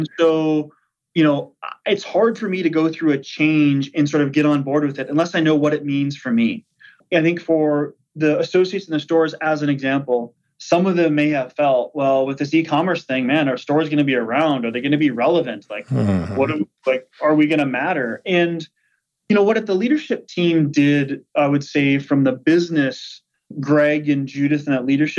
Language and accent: English; Fergus Falls, Minnesota, United States; born or raised there; accent: Minnesota; moved away